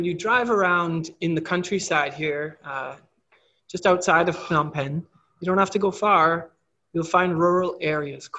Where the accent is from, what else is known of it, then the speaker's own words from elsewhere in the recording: Canada; moved away as an adult; I have problems in my hometown with things like that in Canada